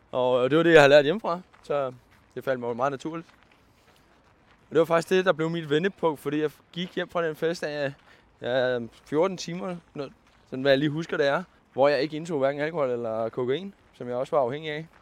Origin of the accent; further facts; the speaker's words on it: Køge, Zealand, Denmark; also born or lived in Karise / Vestegnen / Nykøbing Falster; Jeg er født og opvokset nede i Køge